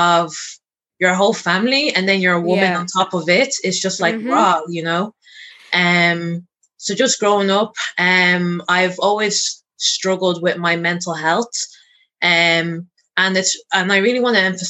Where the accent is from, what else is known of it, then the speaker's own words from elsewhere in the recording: Ireland; I am born and raised in Ireland, the oldest of four kids.